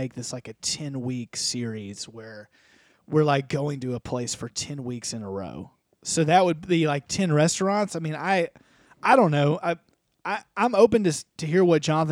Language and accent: English; United States; us white Americans